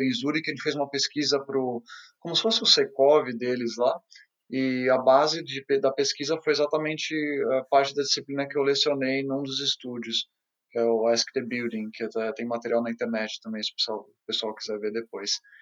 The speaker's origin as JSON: {"language": "Portuguese", "country": "Brazil", "also_born_or_lived": "China", "moved": "as an adult", "lives_now": "Vienna, Austria"}